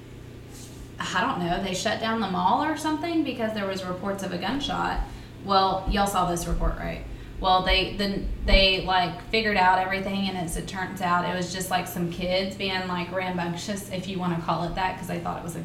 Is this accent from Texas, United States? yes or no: yes; Seagoville, Texas, United States; born or raised there; also born or lived in Kilgore